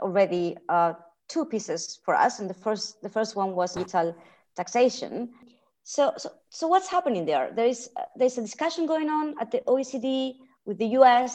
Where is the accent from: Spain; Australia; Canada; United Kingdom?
Spain; now in Brussels, Belgium; And as you can hear by my accent, I'm also the CER's resident Spaniard.